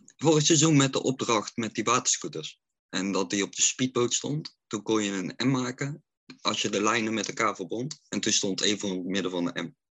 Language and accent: Dutch; Oosterhout, North Brabant, Netherlands; ik kom uit Oosterhout